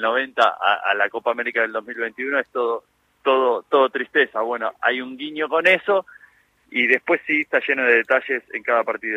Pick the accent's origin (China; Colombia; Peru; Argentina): Argentina; el día más feliz de nuestra vida como, como, como argentinos y como colectivo